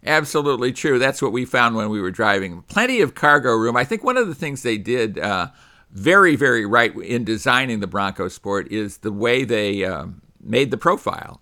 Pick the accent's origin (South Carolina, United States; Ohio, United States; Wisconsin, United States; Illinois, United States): Illinois, United States; Chicago; I was born in the Chicago area